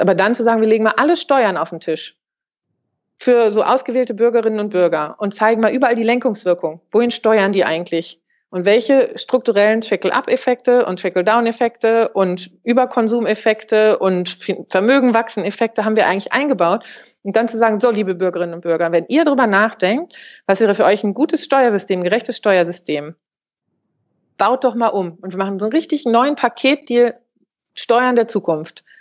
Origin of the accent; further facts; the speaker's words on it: Germany; bei uns in Deutschland